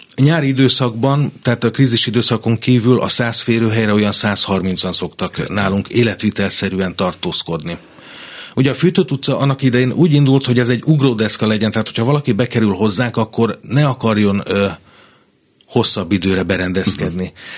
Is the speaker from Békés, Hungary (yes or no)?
yes; Kondoros, Békés, Hungary; moved away as an adult; now in Budapest, Hungary; Én, én egy Békés megyei kisvárosból származom, Kondorosról